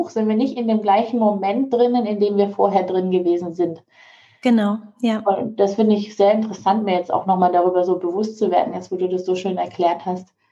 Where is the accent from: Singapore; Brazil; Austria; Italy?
Singapore; also born or lived in Malaysia; ich bin ja an der ähm, deutschen Schule in Singapur aufgewachsen und in Malaysia zum Teil.